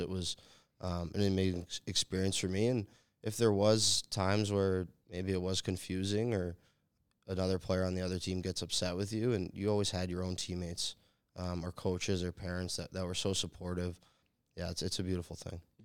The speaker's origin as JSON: {"language": "English", "region": "New England", "country": "United States", "tie": "born or raised there", "moved": "as an adult", "said": "I grew up in New England"}